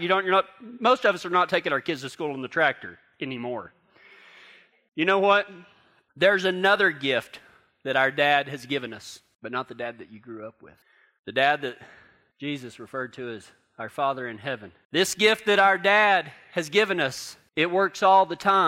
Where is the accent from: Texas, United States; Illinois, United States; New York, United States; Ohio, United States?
Texas, United States; now in Durango; I'm from Texas.